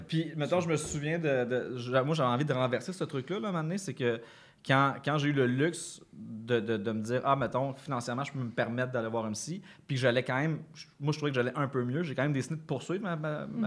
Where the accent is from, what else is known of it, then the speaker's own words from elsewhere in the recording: Granby, Quebec, Canada; quand j'étais jeune, là, à Granby